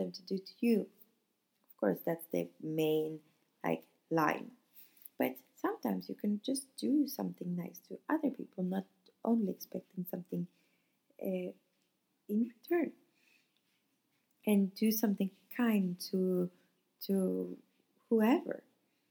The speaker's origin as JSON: {"language": "English", "country": "Sweden", "moved": "yes", "lives_now": "Nice, France", "said": "We are in a mixed couple from Italy and Sweden"}